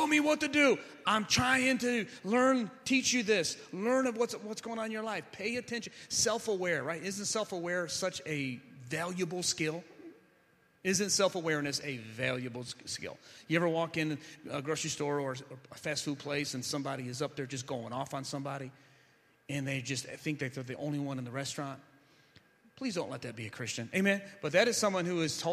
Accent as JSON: {"language": "English", "town": "Ecorse", "region": "Michigan", "country": "United States", "also_born_or_lived": "Van Buren, Michigan", "said": "I'm from Ecorse, and I'm pastoring a church in Van Buren"}